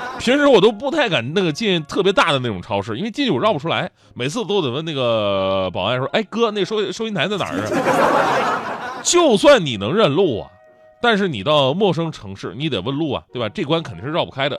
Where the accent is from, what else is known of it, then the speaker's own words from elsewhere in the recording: Changchun, Jilin, China; now in Beijing, China; 我们家乡吉林长春这个城市